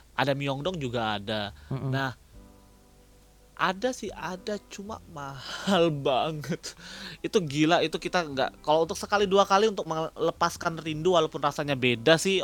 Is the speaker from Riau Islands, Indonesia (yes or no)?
yes; Batam, Riau Islands, Indonesia; also born or lived in Jatinangor, West Java; now in South Korea; Gua dari Batam, dari Batam.